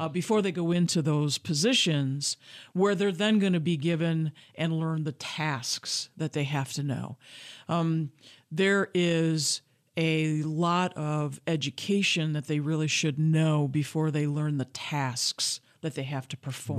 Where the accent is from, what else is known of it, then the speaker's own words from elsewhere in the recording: Grand Rapids, Michigan, United States; I was born and raised in Grand Rapids, Michigan